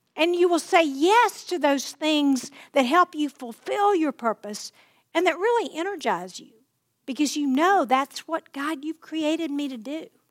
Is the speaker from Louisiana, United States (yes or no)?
yes; Plain Dealing, Louisiana, United States; in Lake Plain Dealing, which is my hometown